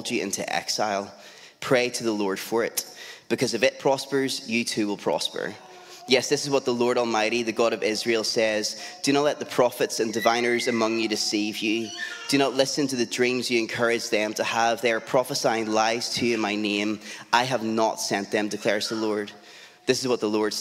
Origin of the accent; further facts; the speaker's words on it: Lisburn, Northern Ireland, United Kingdom; also born or lived in South Belfast / East Belfast; I grew up in and around Lisburn